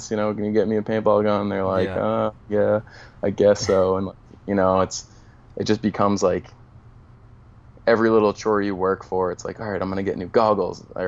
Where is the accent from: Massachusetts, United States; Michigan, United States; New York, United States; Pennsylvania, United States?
Massachusetts, United States; Boston; moved away; I was actually born in the city in Boston, and then my parents moved into the suburbs when I was about 5 years old